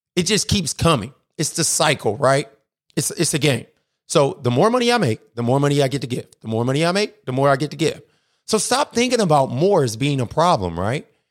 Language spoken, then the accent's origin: English; Akron, Ohio, United States; now in Atlanta, United States; I'm originally from Akron, Ohio. I live in Atlanta, Georgia now